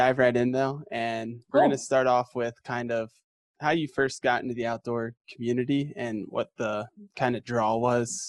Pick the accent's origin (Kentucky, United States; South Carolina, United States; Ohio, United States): Ohio, United States; moved away; I grew up skiing in Ohio in small bump.